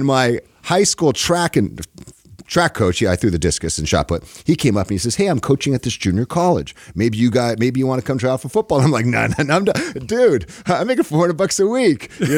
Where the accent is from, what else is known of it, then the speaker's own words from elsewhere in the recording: California, United States; also born or lived in Japan / Vietnam; From Southern California, pretty much. Look, my dad was in the Marines. I was born in Japan when I was 8 years old.